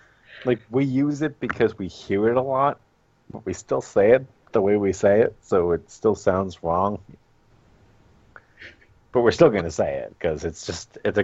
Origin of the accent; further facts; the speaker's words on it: Northeast, United States; I'm from Northeastern, from the Northeast.